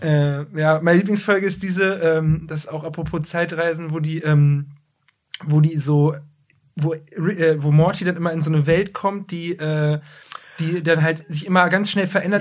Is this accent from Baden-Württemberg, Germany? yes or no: no; Braunschweig, Lower Saxony, Germany; für jemanden wie mich jetzt, der aus Braunschweig kommt